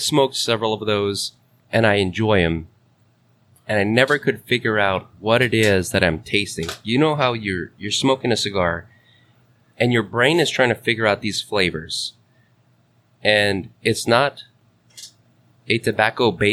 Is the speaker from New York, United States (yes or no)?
no; Hawaii, United States; I'm from Hawaii